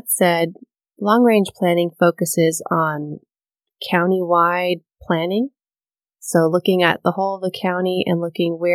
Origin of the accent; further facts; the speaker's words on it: Miami, Florida, United States; So I hail from Miami, Florida.